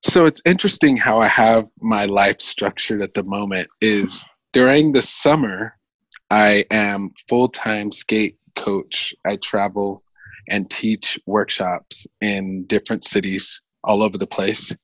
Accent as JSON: {"language": "English", "town": "Los Angeles", "region": "California", "country": "United States", "tie": "born or raised there", "also_born_or_lived": "Mountain View, Hawaii", "said": "I was born in Hawaii on the Big Island, a little town called Mountain View near the volcano. And I was only there for a few years, maybe until I was like 10. And then uh, my parents moved to Venice Beach"}